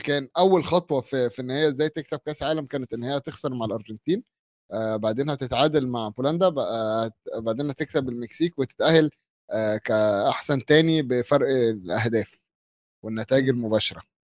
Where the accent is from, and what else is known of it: Egypt